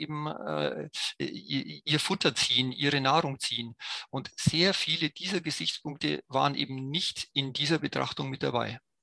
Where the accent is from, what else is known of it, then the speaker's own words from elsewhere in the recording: Germany; als Deutsche